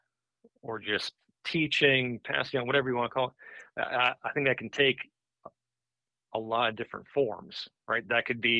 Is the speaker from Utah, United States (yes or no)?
no; New York, United States; moved away; I grew up in New York, moved down a little bit